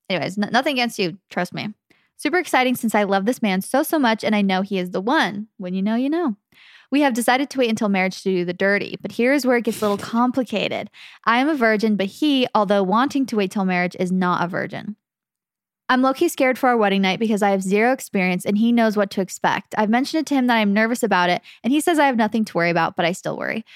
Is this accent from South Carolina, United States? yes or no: no; Phoenix, Arizona, United States; we're from Phoenix